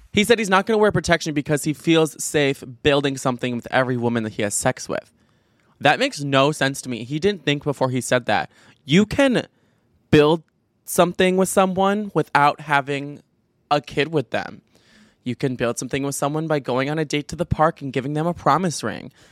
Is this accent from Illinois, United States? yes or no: yes; Chicago, Illinois, United States; I'm from Chicago, I'm from the Chicago suburbs